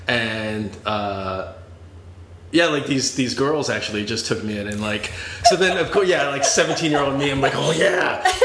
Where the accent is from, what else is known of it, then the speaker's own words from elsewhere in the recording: Boston, Massachusetts, United States; moved away; also born or lived in Virginia / Venice, Los Angeles; So I grew up in Boston, but then my parents moved to Virginia